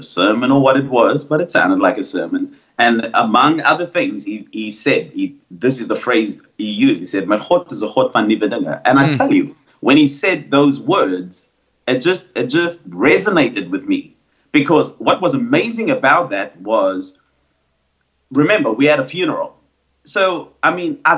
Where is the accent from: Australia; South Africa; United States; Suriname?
South Africa; Cape Town, Western Cape; I grew up on the Cape Flats